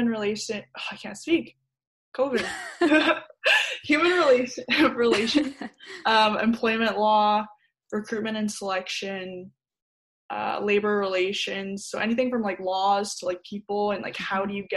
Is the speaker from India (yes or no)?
no; Surrey, British Columbia, Canada; also born or lived in Alberta / Langley; I was born in Alberta, and then I've grown up in between Surrey and Langley